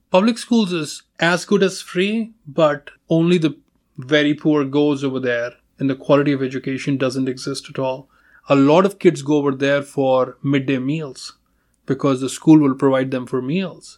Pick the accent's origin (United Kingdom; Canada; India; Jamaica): India; moved away as an adult; now in United States; I'm from India.